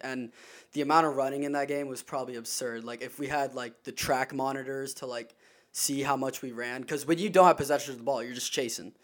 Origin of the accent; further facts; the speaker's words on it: Charleston, South Carolina, United States; I'm from Charleston, South Carolina